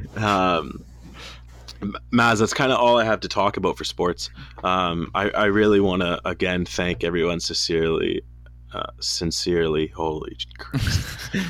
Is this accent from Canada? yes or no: yes; Canada; We're Canadian kids